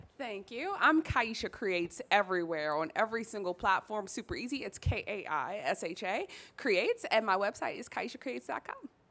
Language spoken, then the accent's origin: English; Washington, District of Columbia, United States; growing up in Southeast DC, growing up in the hood